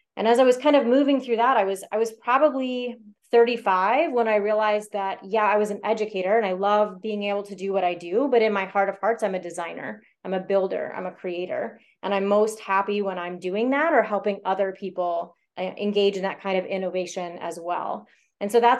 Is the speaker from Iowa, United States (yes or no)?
yes; Iowa, United States; I was born and raised here in Iowa